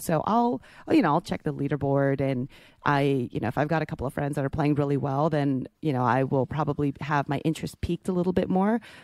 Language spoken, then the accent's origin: English; the Bay Area, California, United States; moved away; I grew up in the Bay